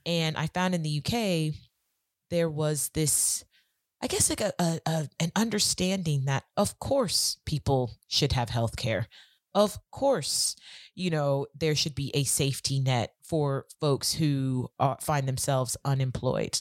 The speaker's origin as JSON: {"language": "English", "region": "California", "country": "United States", "moved": "as an adult", "lives_now": "London, United Kingdom", "said": "I'm originally from California, and I came over to the U K about seventeen years ago"}